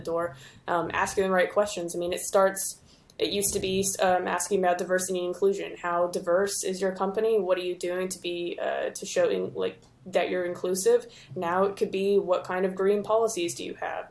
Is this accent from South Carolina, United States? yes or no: no; Houston, Texas, United States; also born or lived in Denton, Texas; I'm originally from Houston.